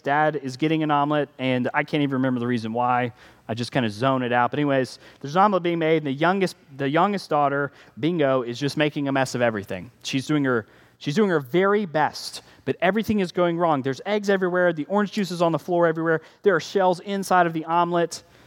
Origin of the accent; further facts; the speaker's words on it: United States; we're American